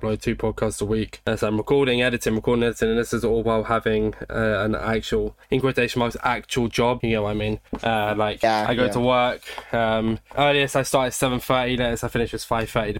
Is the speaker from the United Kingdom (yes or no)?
yes; United Kingdom; I'm British